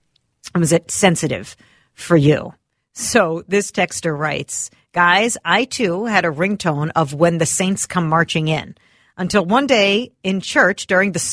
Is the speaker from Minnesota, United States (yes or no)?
yes; St. Louis Park, Minnesota, United States; my hometown, right? This is St. Louis Park